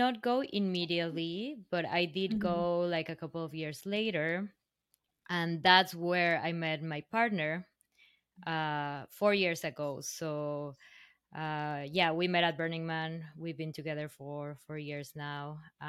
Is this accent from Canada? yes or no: no; Mexico; now in New York City, United States; Not really. Well, to backtrack a little bit, I didn't come directly from Mexico. I actually left Mexico